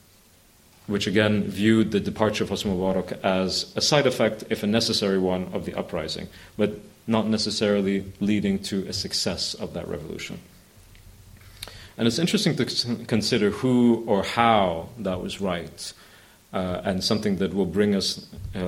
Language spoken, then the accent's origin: English; England, United Kingdom; also born or lived in Oxford / Cairo; I'm an Englishman, I'm also an Arab